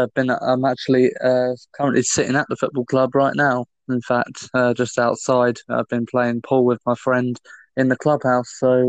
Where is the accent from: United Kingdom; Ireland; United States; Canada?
United Kingdom; Hemel Hempstead, East of England; So I was born in Hemel Hempstead, in my hometown where I still live now. So I was actually born here. I was born and raised, and I've lived here pretty much all my life, apart from when I've gone away to study.